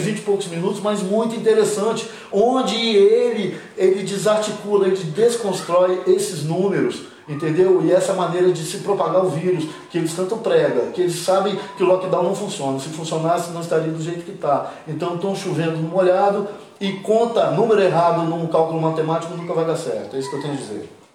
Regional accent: Cariacica, Espírito Santo, Brazil; moved away; also born or lived in Rio de Janeiro / São Paulo / United States / England; Eu sou capixaba, com muito orgulho Fui batizado no convento da Penha, moro em Jardim América, Nasci e criado em Jardim América

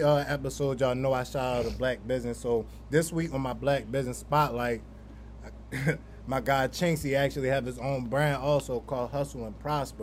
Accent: Baltimore, Maryland, United States; growing up in Baltimore

